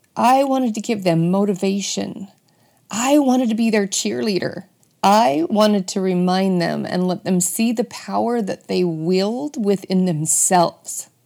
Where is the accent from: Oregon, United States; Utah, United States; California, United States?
Utah, United States; Bountiful; I was born and raised in Bountiful, Utah